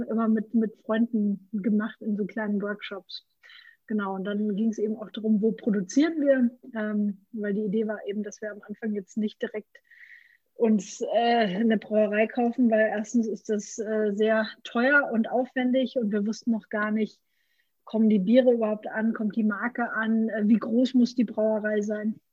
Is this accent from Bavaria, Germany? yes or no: yes; Franconia, Bavaria, Germany; Ich komme aus Franken